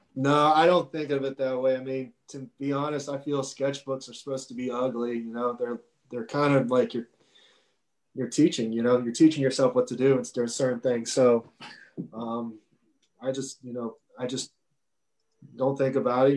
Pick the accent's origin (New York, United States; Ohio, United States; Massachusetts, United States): Ohio, United States; Cincinnati; I grew up and obviously in Cincinnati here